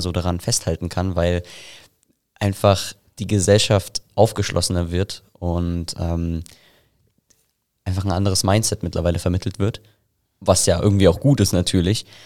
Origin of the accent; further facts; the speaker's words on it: Selb, Bavaria, Germany; ich komme aus Selb